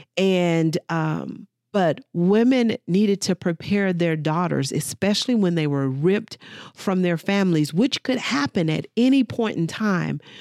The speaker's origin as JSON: {"language": "English", "country": "United States", "said": "as African American women"}